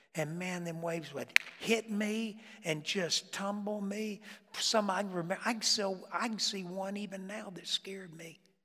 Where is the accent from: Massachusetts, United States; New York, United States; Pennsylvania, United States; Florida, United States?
Florida, United States; moved away; I grew up, I grew up in Florida